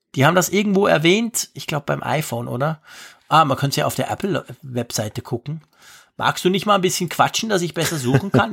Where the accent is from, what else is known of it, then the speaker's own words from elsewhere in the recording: Switzerland; bei uns in der Schweiz